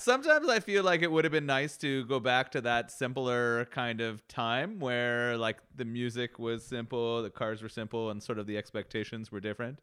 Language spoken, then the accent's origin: English; Canada; growing up in Canada